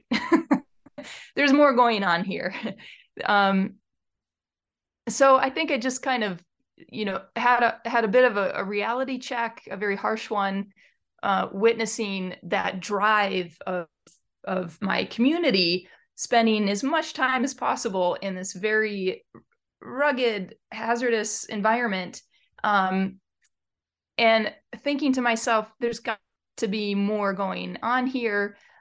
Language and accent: English; Detroit, Michigan, United States; now in eastern North Cascades, United States; I was raised in Metro Detroit, a suburb of Detroit